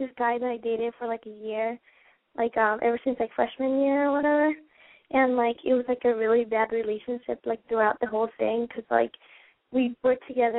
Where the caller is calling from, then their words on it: Fort Myers, Florida, United States; I call from Fort Myers, Florida.